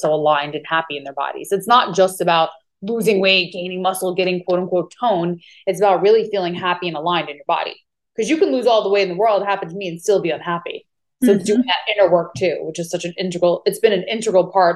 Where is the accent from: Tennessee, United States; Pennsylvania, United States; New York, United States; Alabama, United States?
New York, United States; Long Island; moved away as an adult; also born or lived in California; now in Maui, United States; I'm originally from New York, Long Island, New York